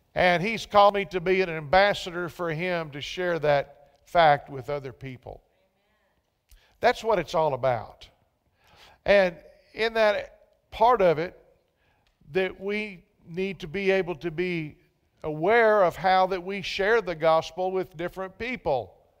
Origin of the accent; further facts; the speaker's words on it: Central Texas, United States; moved away; I was from Central Texas. So some of us Texans